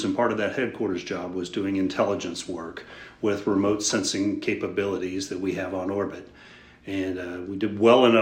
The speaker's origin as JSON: {"language": "English", "town": "Houston", "region": "Texas", "country": "United States", "tie": "born or raised there", "said": "I grew up in Houston, Texas, at least the Houston area"}